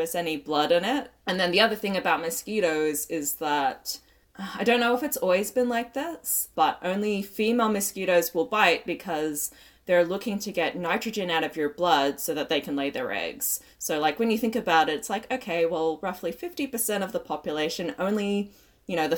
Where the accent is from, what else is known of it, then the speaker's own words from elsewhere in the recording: Australia; I'm Australian